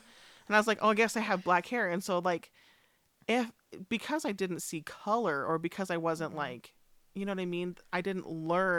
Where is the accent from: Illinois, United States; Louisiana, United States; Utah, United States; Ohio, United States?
Utah, United States; Richfield; growing up in Richfield